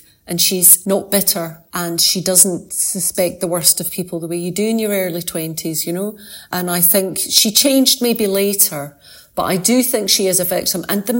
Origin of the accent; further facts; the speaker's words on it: Scotland, United Kingdom; Not in Scotland. I'm a Scottish lawyer.